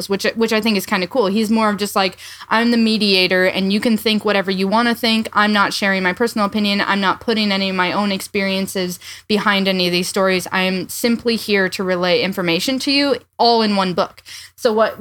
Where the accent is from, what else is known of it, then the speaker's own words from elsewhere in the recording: southwest Iowa, United States; I grew up in the Southwest